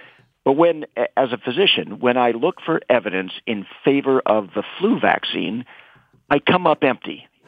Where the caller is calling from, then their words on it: Vancouver, British Columbia, Canada; I'm in Vancouver, British Columbia, Canada.